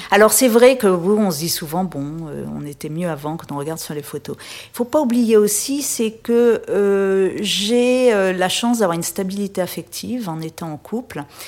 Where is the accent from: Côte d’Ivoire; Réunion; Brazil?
Réunion; moved away as an adult; also born or lived in Paris; j'ai quitté la Réunion après mon bac au début des années 80